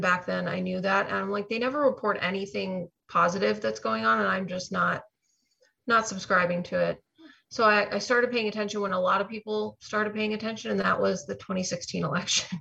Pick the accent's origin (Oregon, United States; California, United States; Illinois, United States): Illinois, United States; Chicago; now in Florida, United States; I'm actually originally from Chicago area